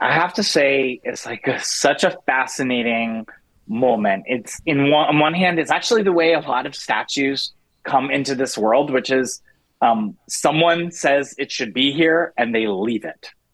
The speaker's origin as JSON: {"language": "English", "town": "Philadelphia", "region": "Pennsylvania", "country": "United States", "said": "I'm from Philadelphia"}